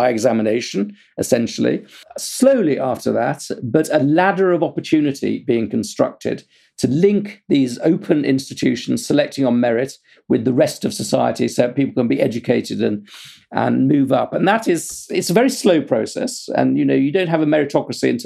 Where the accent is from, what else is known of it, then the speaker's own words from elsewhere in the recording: United Kingdom; I'm British